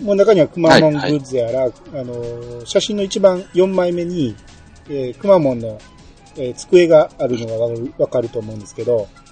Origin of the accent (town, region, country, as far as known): Kansai, Osaka, Japan; accent: Kansai dialect